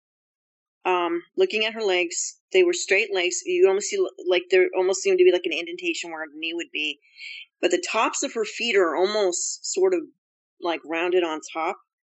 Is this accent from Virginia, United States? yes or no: no; Bennington, Vermont, United States; moved away; my hometown's Bennington, Vermont